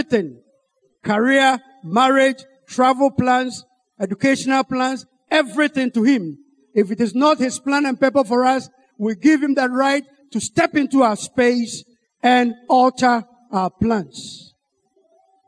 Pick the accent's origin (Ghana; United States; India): Ghana; I'm from Ghana